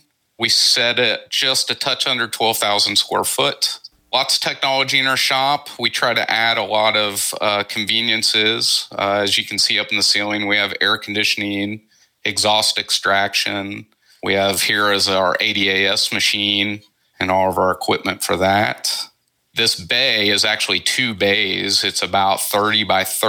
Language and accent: English; Cincinnati, Ohio, United States; I'm originally from Cincinnati, which is about a 30-minute drive